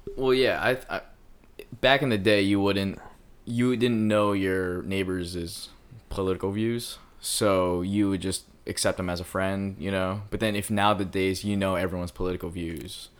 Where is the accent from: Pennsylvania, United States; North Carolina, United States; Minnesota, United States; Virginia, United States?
Pennsylvania, United States; Philadelphia; now in Los Angeles, United States; I'm from Philly